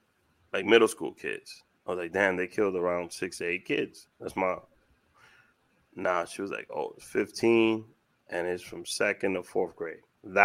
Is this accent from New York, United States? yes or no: yes; New York City, New York, United States; I'm from Washington Heights